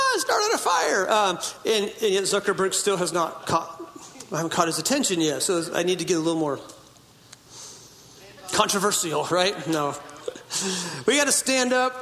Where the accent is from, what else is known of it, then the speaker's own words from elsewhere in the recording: Hoopa Valley Indian Reservation, Northern California, United States; I was born in Hoopaw Indian Reservation in Northern California.